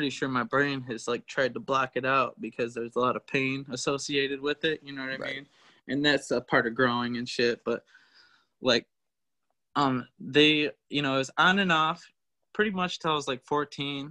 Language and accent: English; Michigan, United States; also born or lived in Florida; I was born in Florida. My parents got divorced when I was 3. My dad slept with somebody else and actually got her pregnant. And I came back to Michigan with my mom, and my grandparents most of the time raised me.